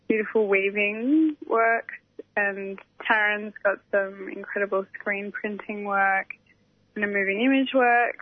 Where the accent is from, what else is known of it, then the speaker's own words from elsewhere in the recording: Torquay, Victoria, Australia; now in Melbourne, Australia; I grew up on Wadawurrung Country in Torquay and I'm currently living on Wurundjeri land in Melbourne